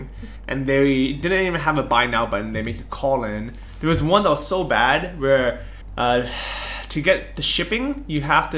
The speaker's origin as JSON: {"language": "English", "country": "United States", "said": "as an American"}